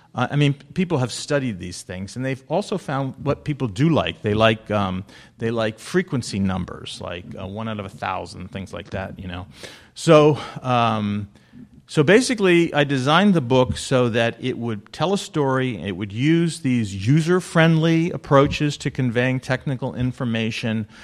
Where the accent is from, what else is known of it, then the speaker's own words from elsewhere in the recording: New Jersey, United States; I am from New Jersey